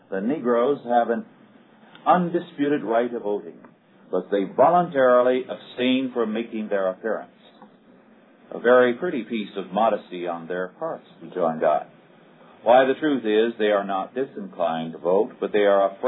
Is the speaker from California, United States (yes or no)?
yes; Kingsburg, California, United States; my hometown of Kingsburg